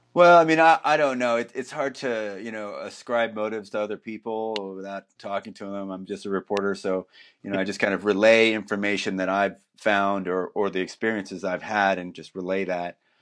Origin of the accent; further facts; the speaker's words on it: New Jersey, United States; also born or lived in New York City; now in Portland, United States; I'm originally from New Jersey